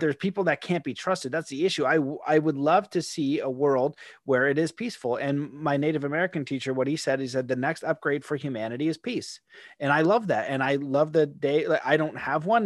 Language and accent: English; Canada; I'm a Canadian.